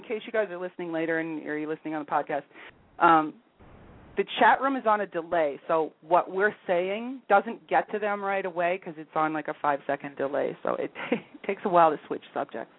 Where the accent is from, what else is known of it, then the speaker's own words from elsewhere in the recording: United States; now in Canada; I'm still an American citizen